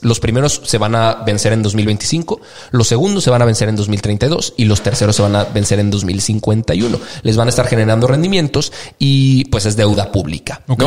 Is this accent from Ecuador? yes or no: no; Mexico; nosotros como mexicanos